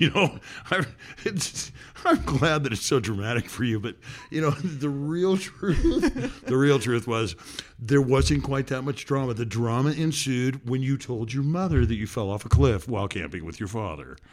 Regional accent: Washington, United States; … and I are father and daughter who grew up in Washington State

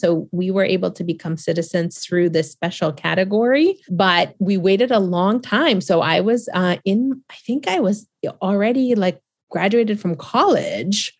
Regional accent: Boston, Massachusetts, United States; also born or lived in Argentina; I am from Boston. After Argentina, I moved to Boston

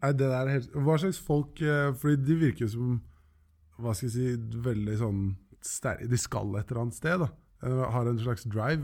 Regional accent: Oslo, Norway; Jeg er fra Løkka og begynte på Handelskrim

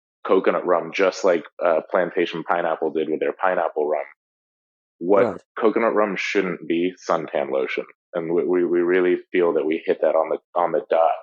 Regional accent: Guatemala; now in Miami, United States; we're from Guatemala

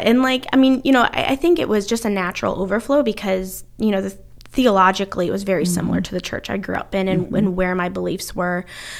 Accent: Ohio, United States; accent: northern accent; also born or lived in North Carolina; now in United Kingdom; So, yeah we originally from Ohio, kind of secondarily from North Carolina. My accent, my family always tells me that I kind of developed that southern twang a little bit.

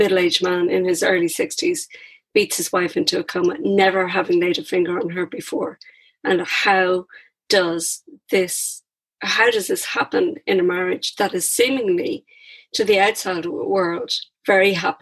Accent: Ireland; as Irish people, generally, prior to whenever it was, 1988 when contraception was legalized, we all came from big families

